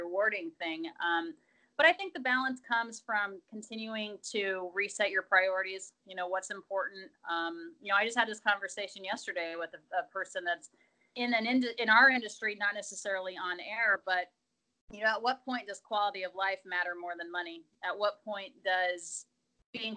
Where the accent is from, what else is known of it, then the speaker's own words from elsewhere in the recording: Colorado, United States; now in Los Angeles, United States; I actually was born and raised in Colorado